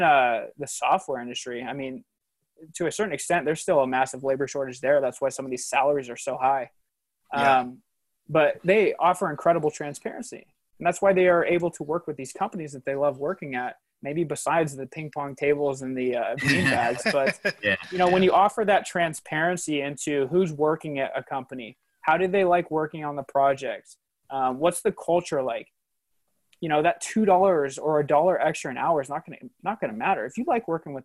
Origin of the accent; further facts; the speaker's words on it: Spokane, Washington, United States; I was born and raised in Spokane